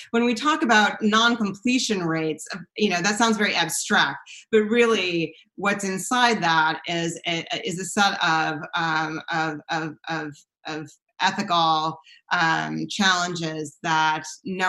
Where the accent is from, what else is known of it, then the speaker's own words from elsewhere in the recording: East Coast, United States; I did my graduate degree at UC Berkeley. I came from the East Coast